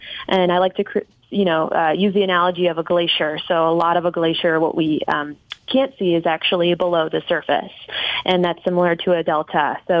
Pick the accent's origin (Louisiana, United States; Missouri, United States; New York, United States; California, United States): Missouri, United States; St. Louis; now in Washington, D.C., United States; I grew up in St. Louis, so that was my connection to the Mississippi River. I was about 40 minutes outside of downtown St. Louis